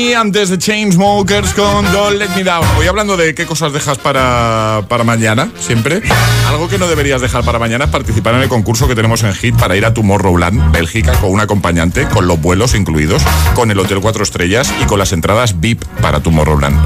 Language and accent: Spanish; El Prat de Llobregat, Catalonia, Spain; Yo soy del Prat.